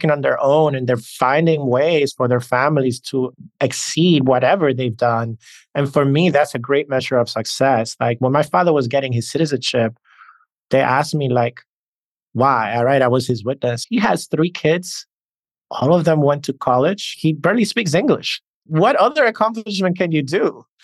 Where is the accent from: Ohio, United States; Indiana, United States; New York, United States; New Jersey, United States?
New York, United States; accent: New York; And as you can hear, I have this blend of a New York accent and a Hispanic or Latin accent.